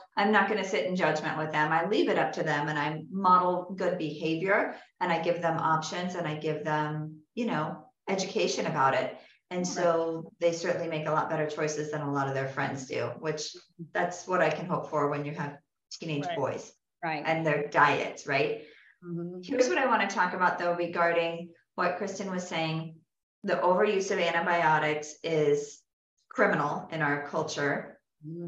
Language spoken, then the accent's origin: English; California, United States; moved away; also born or lived in the South; I'm from California